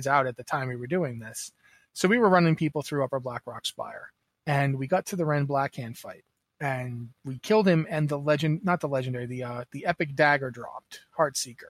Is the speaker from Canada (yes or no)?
yes; Canada; I'm Canadian